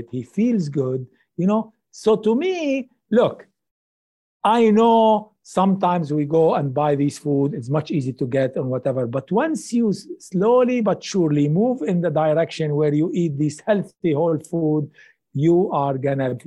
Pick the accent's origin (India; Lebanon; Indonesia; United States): Lebanon; moved away; also born or lived in Middle East; I come from Lebanon